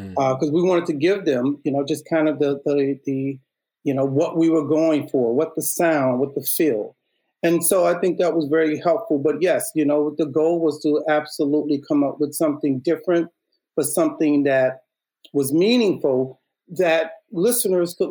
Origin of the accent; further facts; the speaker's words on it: Chicago, Illinois, United States; Humble background, I'm from Chicago. We had a very thriving arts program within Chicago public schools